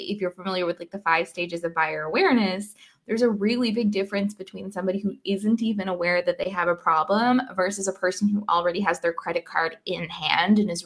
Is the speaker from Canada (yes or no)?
yes; Canada; also born or lived in Scotland / Paris; now in Canary Islands, Spain; I'm Canadian, and my parents just flew in from Canada yesterday